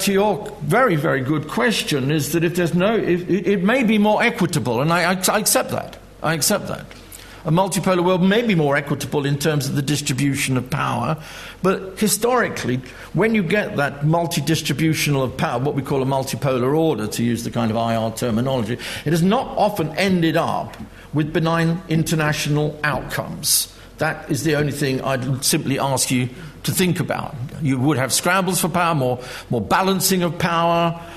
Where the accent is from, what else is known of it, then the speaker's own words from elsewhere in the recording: United Kingdom; being British